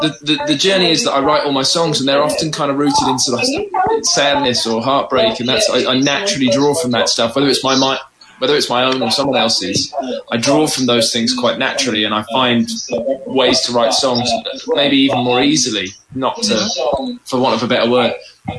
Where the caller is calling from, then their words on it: London, United Kingdom; I'm in North London. I'm at home. I'm in my house in North London.